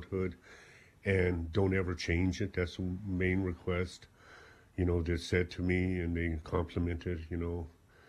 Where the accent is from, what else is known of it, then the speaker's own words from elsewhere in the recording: South Africa; moved away as an adult; now in Ballyporeen, Ireland; I came from South Africa